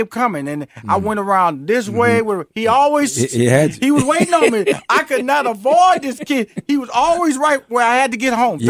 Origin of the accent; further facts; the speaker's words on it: Houston, Texas, United States; In Houston, Fifth Ward.